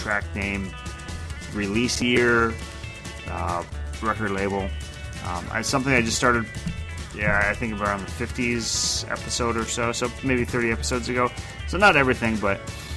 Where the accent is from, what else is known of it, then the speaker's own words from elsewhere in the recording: Rochester, Minnesota, United States; I grew up in Rochester